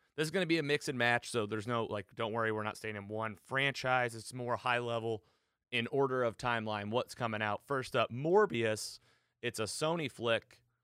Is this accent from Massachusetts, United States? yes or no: no; Missouri, United States; my home state of Missouri